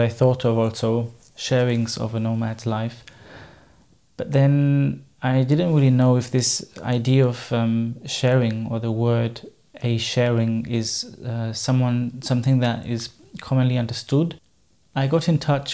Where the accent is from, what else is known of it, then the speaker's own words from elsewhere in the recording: Germany; first language German; English is a second language; moved away as an adult; I'm obviously not a native English speaker. German is my mother tongue.